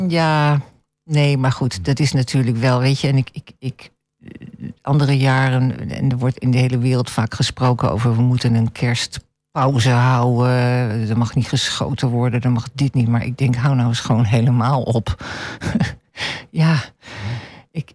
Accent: Netherlands; Ik ben een Nederlander, maar ik ben een smeltkroes.

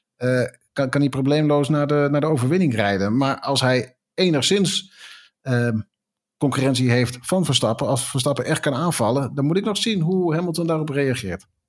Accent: Netherlands

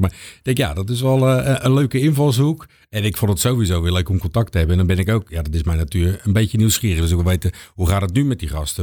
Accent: Capelle aan den IJssel, South Holland, Netherlands; moved away as an adult; also born or lived in Rotterdam; geboren in Rotterdam, maar volledig opgegroeid in Capelle.

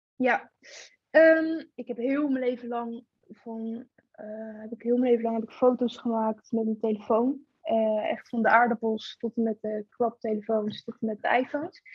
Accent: Gorinchem, South Holland, Netherlands; ik kom uit Gorkum

